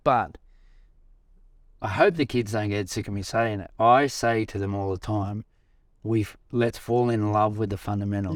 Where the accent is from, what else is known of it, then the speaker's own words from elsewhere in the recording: Australia; being an Australian